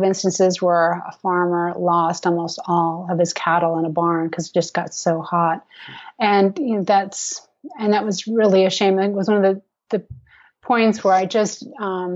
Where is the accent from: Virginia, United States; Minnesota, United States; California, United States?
Minnesota, United States; moved away; I grew up in Minnesota, and I did not live on a farm